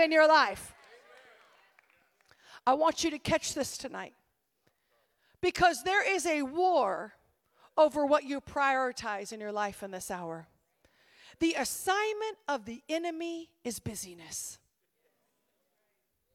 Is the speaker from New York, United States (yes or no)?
no; Oregon, United States; moved away; I grew up in Oregon